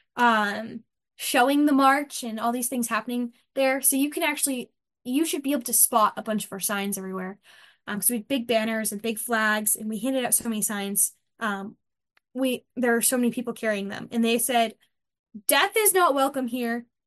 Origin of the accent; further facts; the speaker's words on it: United States; We are American and we are Christian